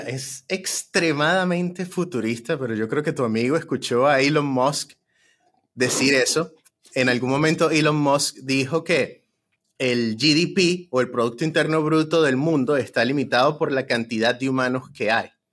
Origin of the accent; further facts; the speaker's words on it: Venezuela; now in United States; que somos venezolanos